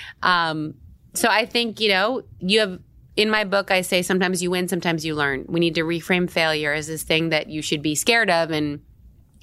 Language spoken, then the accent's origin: English; Tampa, Florida, United States; also born or lived in San Diego, California; now in New York, United States; I was born in San Diego, but I lived in Tampa, Florida, like small town